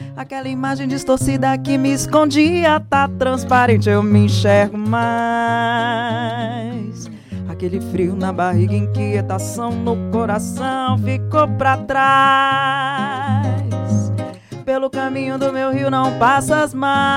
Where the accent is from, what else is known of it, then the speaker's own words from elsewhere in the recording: Pará, Brazil; eu, como boa paraense, também desde moleca, filha de Marajoara, né, que minha mãe é de Cachoeira do Arari